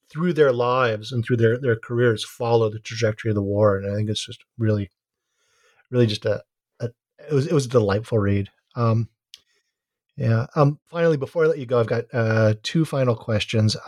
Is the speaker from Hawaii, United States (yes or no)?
yes; Hawaii, United States; now in Santa Cruz, United States; I'm from Hawaii